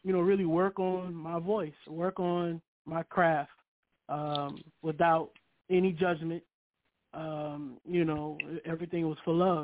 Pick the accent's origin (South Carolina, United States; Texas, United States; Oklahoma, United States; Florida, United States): South Carolina, United States; Kingstree; I'm born and raised in King Street, South Carolina